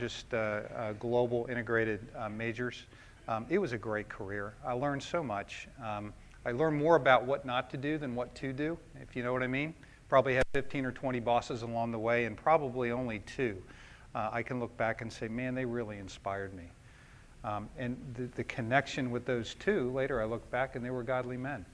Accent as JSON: {"language": "English", "region": "Maryland", "country": "United States", "tie": "born or raised there", "said": "I grew up in Maryland as an only child, had a great childhood"}